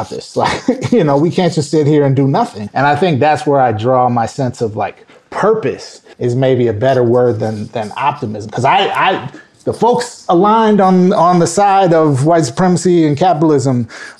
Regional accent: Minnesota, United States; moved away; I grew up in Minnesota

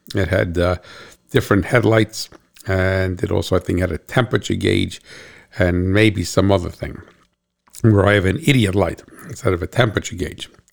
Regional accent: New Jersey, United States; I'm from New Jersey

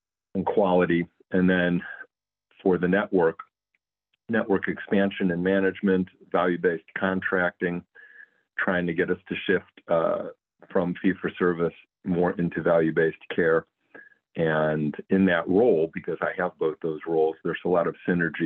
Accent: Cleveland, Ohio, United States; moved away as an adult; also born or lived in Rhode Island / Louisiana / California; moved my family back to Cleveland, where I was born and raised

